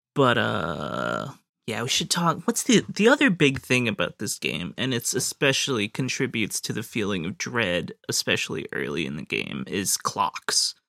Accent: United States; speaking as an American

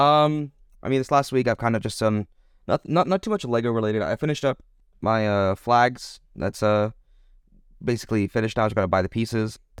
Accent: Texas, United States; moved away as an adult; now in Germany; as an American who mainly lived in Texas

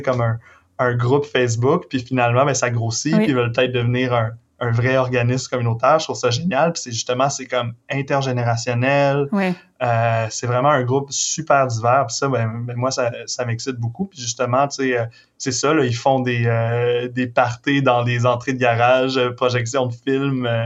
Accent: Victoriaville, Quebec, Canada; j'ai grandi à Victo

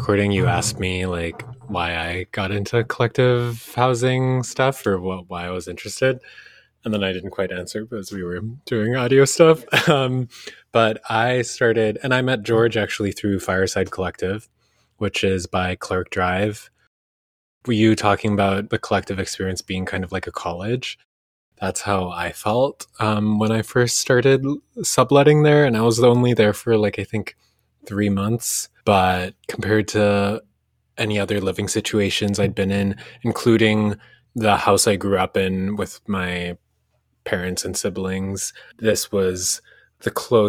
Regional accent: Indonesia; born there; But even where I was born in Indonesia, the village mindset of people over there

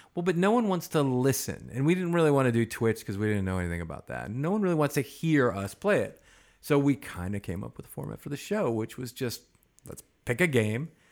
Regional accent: Chicago, Illinois, United States; also born or lived in Wisconsin / Boston; now in Los Angeles, United States; I was born in the Midwest, Chicago.

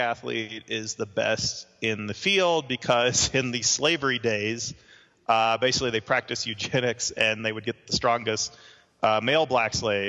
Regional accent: Mississippi, United States; I grew up in Mississippi

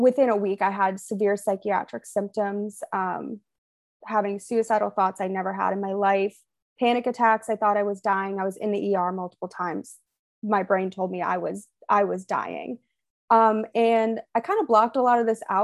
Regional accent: Western Massachusetts, United States; moved away as an adult; also born or lived in Maine; now in Atlanta, United States; I grew up in Western Massachusetts

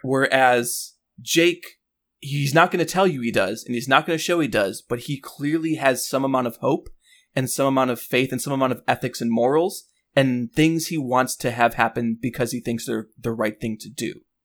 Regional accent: Chicago, Illinois, United States; I grew up in Chicago

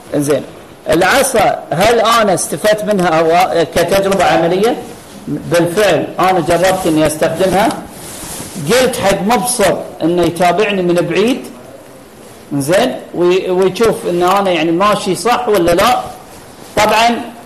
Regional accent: Qatar; عندنا في قطر

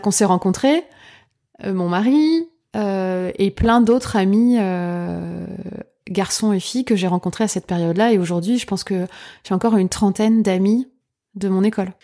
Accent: Lorraine, Grand Est, France; moved away as an adult; now in Paris region, France; je suis lorraine

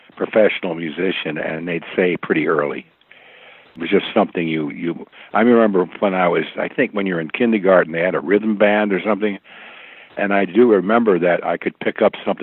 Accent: suburban New York, United States; also born or lived in Bonne Terre, Missouri / Connecticut; I essentially grew up in suburban New York

